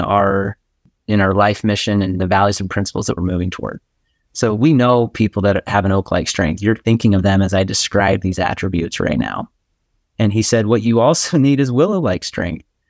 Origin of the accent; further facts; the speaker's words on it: Boise, Idaho, United States; I live in Boise, Idaho